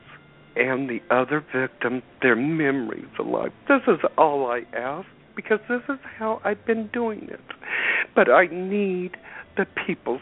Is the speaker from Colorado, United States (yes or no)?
yes; Cedaredge, Colorado, United States; the name of my town is called this. It's called Cedar Ridge, Colorado, and let me spell it. It's Cedar Edge, Colorado